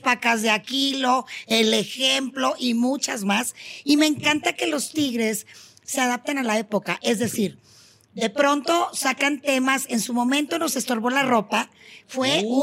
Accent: Monterrey, Nuevo León, Mexico; en mi tierra, en Monterrey

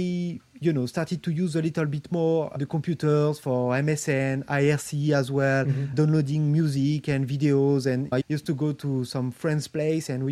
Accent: Paris, Île-de-France, France; I grew up in France, in Paris, actually

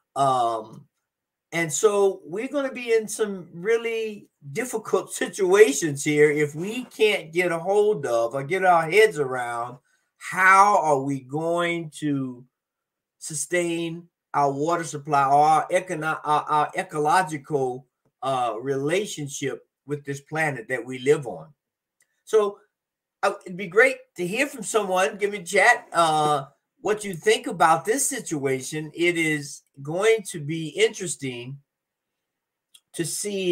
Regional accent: Florida, United States; my home state of Florida

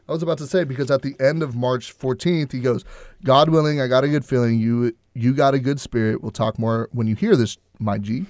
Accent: Houston, Texas, United States; I'm from Houston

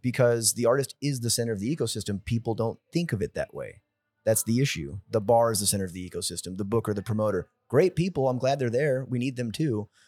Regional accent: San Jose, California, United States; moved away as an adult; now in Austin, United States; from San Jose, California. I've been in the Austin, Texas area for the past eight years now

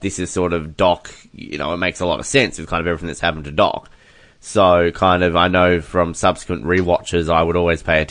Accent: Australia; as an Australian

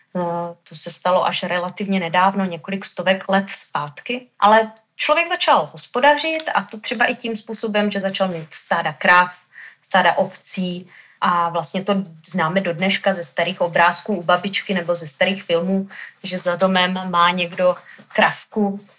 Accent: Haná, Olomouc Region, Czechia; Já jsem tady, eh, z Hané

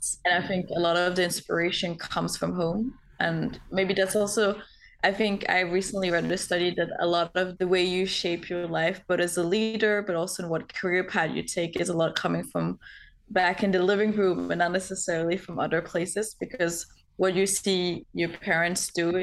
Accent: Denmark; moved away as an adult; now in San Francisco, United States; I'm from Denmark, currently based out in San Francisco

